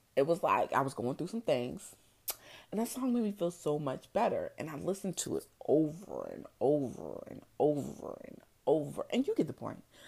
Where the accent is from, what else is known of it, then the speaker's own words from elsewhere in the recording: New Jersey, United States; I grew up in New Jersey